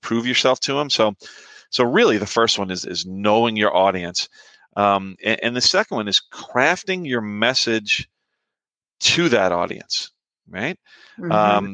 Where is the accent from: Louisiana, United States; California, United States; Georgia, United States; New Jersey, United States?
Louisiana, United States; New Orleans; moved away; I grew up in New Orleans